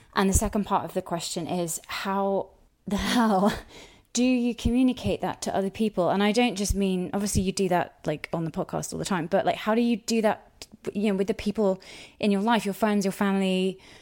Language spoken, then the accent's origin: English; United Kingdom; I'm British